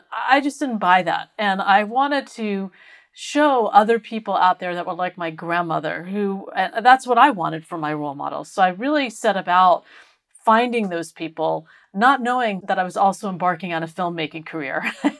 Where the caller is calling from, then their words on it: San Luis Obispo, California, United States; I am in San Luis Obispo, California, which is halfway between Los Angeles and San Francisco.